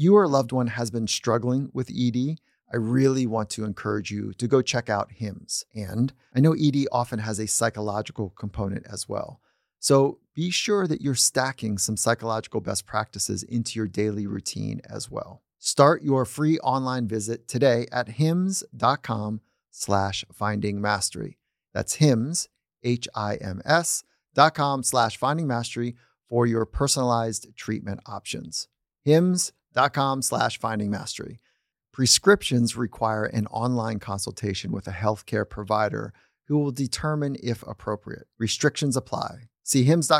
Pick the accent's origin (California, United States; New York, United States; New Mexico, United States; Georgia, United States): California, United States; it's my home state.